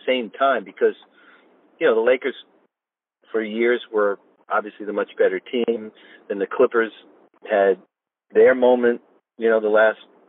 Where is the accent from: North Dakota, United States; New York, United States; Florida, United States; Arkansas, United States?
New York, United States; now in Los Angeles, United States; I'm a huge, longtime hockey fan growing up in New York